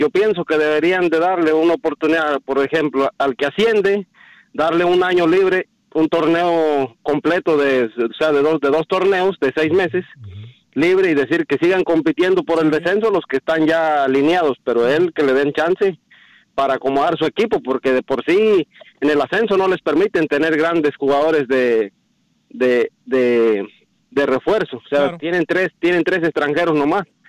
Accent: Mexico; now in Miami, United States; yo soy mexicano

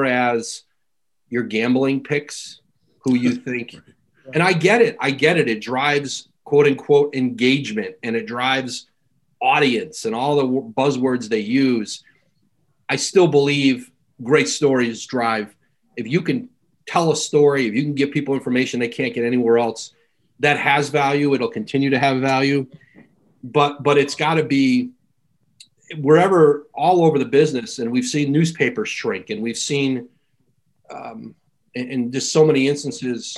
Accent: Bristol, Connecticut, United States; I grew up in Bristol, right down the street from ESPN.

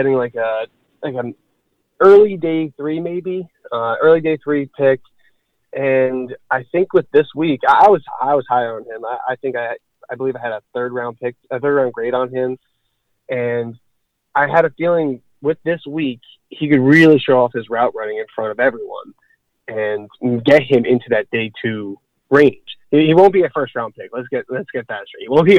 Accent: New Jersey, United States; moved away as an adult; now in Florida, United States; I've been from Jersey my whole life

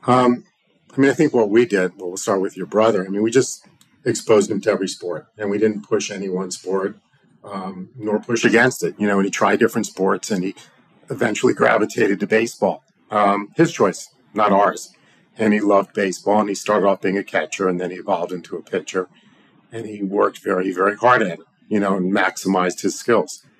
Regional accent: South Florida, United States; also born or lived in St. Louis; we didn't have sports teams down here

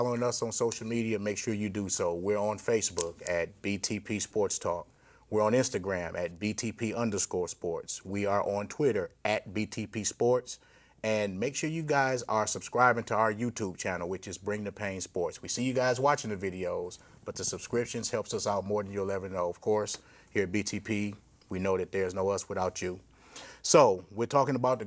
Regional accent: Michigan, United States; growing up in Michigan

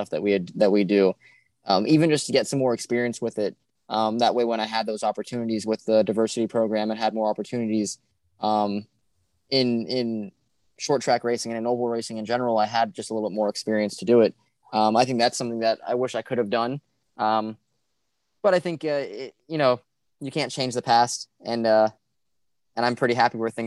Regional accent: South Florida, United States; Growing up in South Florida

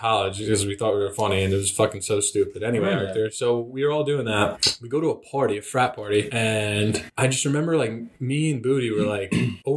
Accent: New Jersey, United States; I am from New Jersey

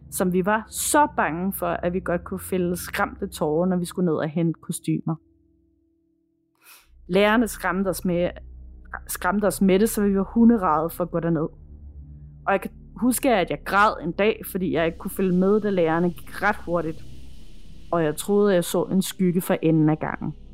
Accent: Herlev, Capital Region of Denmark, Denmark; Jeg er fra Herlev, og vi kunne godt lide at være på Herlev Bibliotek, da vi var små.

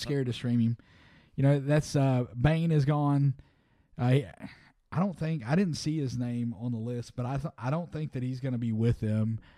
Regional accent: Missouri, United States; my home state

